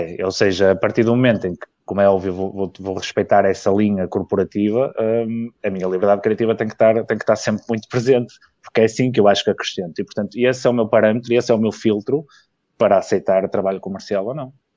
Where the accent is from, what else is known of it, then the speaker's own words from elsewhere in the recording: Vila Nova de Gaia, Norte, Portugal; also born or lived in Porto; eu nasci no Porto, mas cresci e vivo em Gaia